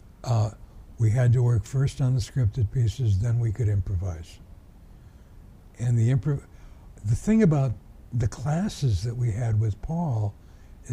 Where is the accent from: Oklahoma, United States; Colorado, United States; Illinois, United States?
Illinois, United States; Chicago; I grew up in Englewood, where I can't even set foot now